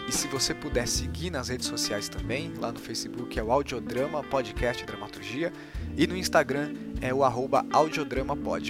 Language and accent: Portuguese; Mauá, São Paulo, Brazil; Eu sou de Mauá